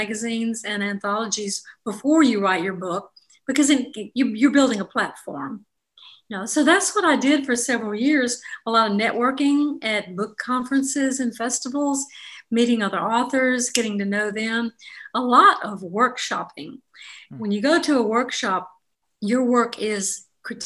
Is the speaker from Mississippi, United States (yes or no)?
yes; Jackson, Mississippi, United States; I'm from Jackson, Mississippi, and I grew up in the 50s and the apocalyptic 60s in Mississippi